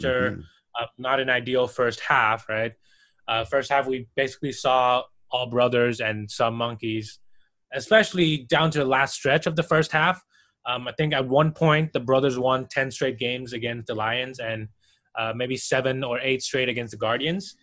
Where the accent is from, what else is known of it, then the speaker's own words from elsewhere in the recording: Taiwan; moved away; also born or lived in Austria; being born and raised in Taiwan